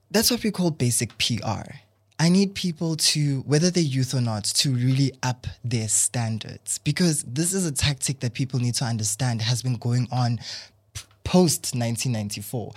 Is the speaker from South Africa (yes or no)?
yes; South Africa; I'm South African